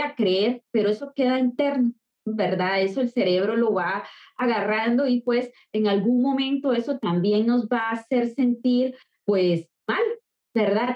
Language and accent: Spanish; Costa Rica; soy de Costa Rica, soy psicóloga